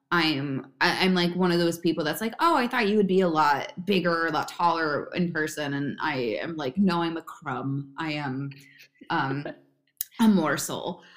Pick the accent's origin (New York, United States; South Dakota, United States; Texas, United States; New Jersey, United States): New Jersey, United States; Bedminster; I'm originally from uh, Bedminster, New Jersey